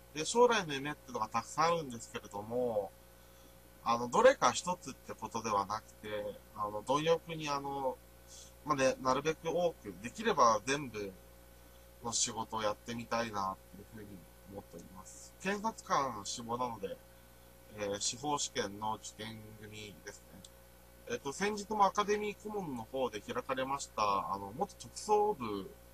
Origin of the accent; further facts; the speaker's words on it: Nagaoka, Niigata, Japan; 新潟県長岡市の出身です。